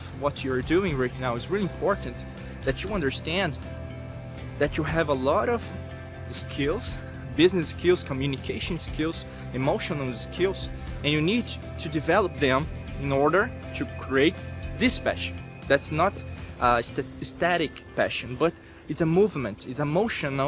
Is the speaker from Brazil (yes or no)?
yes; Brazil; I'm from Brazil